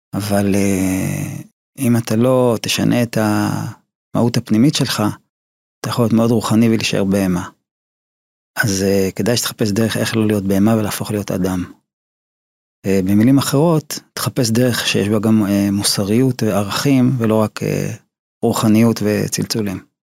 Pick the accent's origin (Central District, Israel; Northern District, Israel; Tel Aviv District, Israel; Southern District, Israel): Tel Aviv District, Israel; Ramat Gan; also born or lived in Haifa; למדתי בבתי ספר אה, תיכוניים כמו בליך, רמת חן, רמת גן, גבעתיים